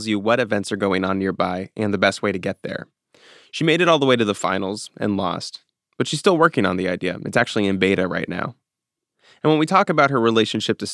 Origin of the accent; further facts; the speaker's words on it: the South, United States; I grew up in the South. I've worked in the South.